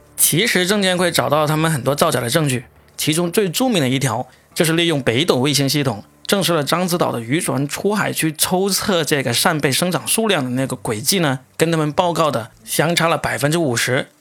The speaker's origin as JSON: {"language": "Chinese", "region": "Guangdong", "country": "China", "said": "作为一个广东人"}